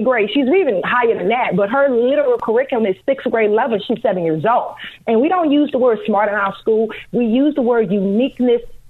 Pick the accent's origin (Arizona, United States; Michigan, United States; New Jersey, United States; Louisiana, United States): Louisiana, United States; moved away as an adult; now in Chicago, United States; We're originally from Louisiana. We've been in Chicago for 12 years